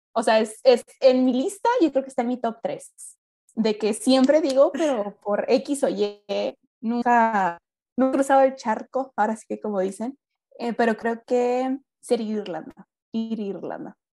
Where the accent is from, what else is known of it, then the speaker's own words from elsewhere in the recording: Mexicali, Baja California, Mexico; first language Spanish; aquí en Mexicali, en mi ciudad natal